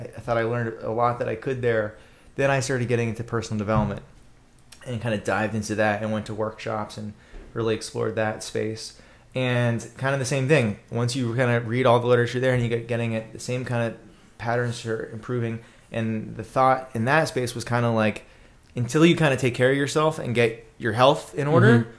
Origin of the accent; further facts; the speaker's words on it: Boca Raton, Florida, United States; also born or lived in Gainesville, Florida / Washington, D.C.; I'm from South Florida, Boca Raton, where we just had the presidential debate, or Del Boca Vista, which was where Seinfeld sent his parents, right? Which is probably a good description of Boca Raton. Grew up there